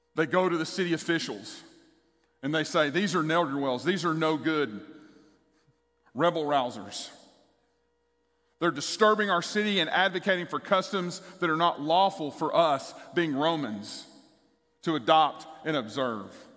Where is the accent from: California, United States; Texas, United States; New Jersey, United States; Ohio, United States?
Texas, United States; East; the church I grew up in in East Texas.